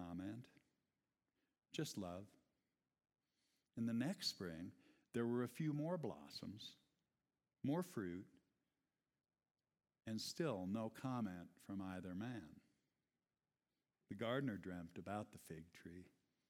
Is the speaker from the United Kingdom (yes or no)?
no; Iowa, United States; I grew up in Iowa, son of a father who was practicing organic gardening before it was a thing